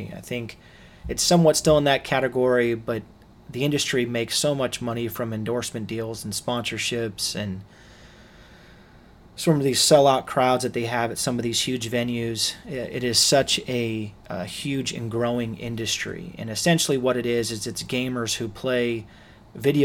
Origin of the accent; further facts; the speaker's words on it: Los Angeles, California, United States; I grew up in Los Angeles